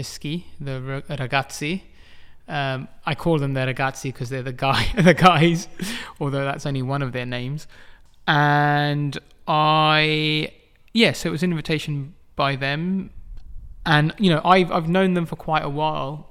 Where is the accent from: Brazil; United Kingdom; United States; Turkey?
United Kingdom; London; I was born in London